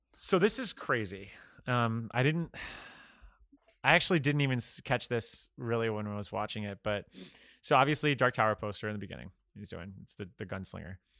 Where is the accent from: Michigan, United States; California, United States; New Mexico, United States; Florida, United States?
Florida, United States; I'm from Florida